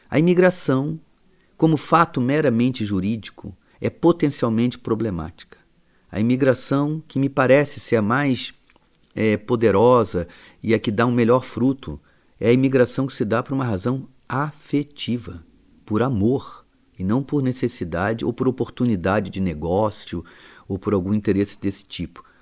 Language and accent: Portuguese; England, United Kingdom; Rapaz, comparado com o país de onde eu venho, Portugal é, é mais estável democraticamente que a Inglaterra.